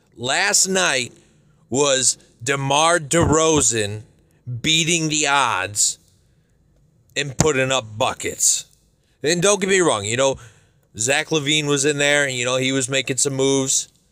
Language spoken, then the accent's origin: English; Chicago, Illinois, United States; I'm from Chicago